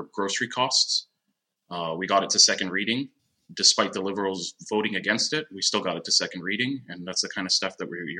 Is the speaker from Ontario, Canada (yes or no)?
yes; Durham Region, Ontario, Canada; I was born and raised in Durham region